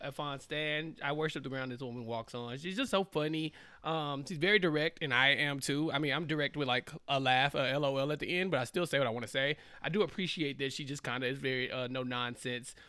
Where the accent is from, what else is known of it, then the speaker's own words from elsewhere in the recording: Central Texas, United States; I'm from Central Texas